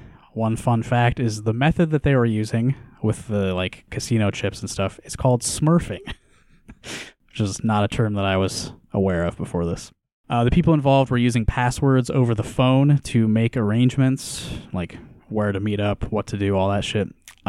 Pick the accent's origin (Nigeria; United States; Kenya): United States; Iowa; He was from the hoods of Baltimore. I'm from Iowa.